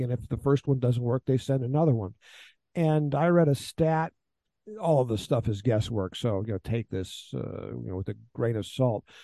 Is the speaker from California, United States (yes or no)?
no; Houston, Texas, United States; moved away as an adult; also born or lived in Ukraine / Afghanistan; now in Kyiv, Ukraine; I'm from Houston, Texas. I'm a native born American